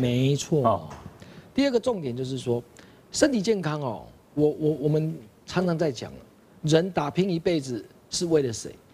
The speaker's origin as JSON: {"language": "Chinese", "country": "Taiwan", "said": "我们台湾人最基本的一个知识"}